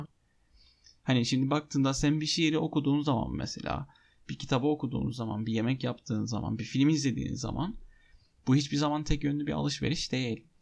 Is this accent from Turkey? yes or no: no; Cyprus; Ben Kıbrıs'ta büyüdüm